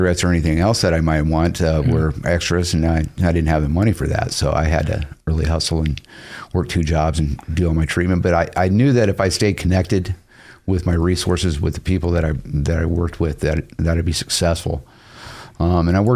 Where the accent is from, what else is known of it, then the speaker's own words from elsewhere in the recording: Detroit, Michigan, United States; also born or lived in Salt Lake City, Utah; now in Boise, United States; I was born in Detroit, Michigan, 1967, riots, right? Lived in Salt Lake for a lot of years